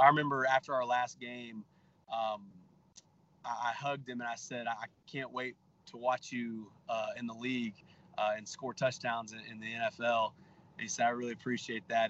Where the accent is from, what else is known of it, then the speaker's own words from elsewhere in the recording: Texas, United States; I'm from Texas